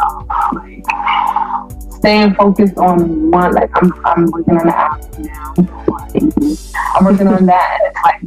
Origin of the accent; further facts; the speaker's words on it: North Carolina, United States; now in New York, United States; I am originally from North Carolina. I live in New York.